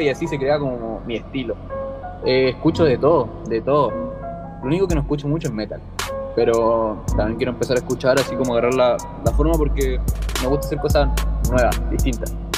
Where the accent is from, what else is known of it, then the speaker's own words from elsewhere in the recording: Valparaíso, Chile; soy de Valparaíso, de Chile